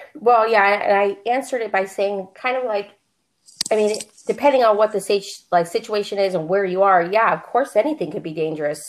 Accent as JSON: {"language": "English", "town": "Pittsburgh", "region": "Pennsylvania", "country": "United States", "moved": "as an adult", "lives_now": "Phoenix, United States", "said": "I live in Phoenix, Arizona. Um, but I'm originally from Pittsburgh, Pennsylvania"}